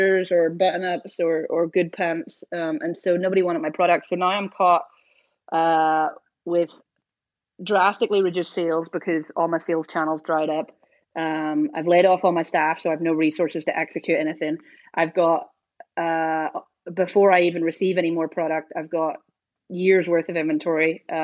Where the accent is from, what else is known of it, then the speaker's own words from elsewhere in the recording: Northern Ireland, United Kingdom; now in Portland, United States; I'm from Northern Ireland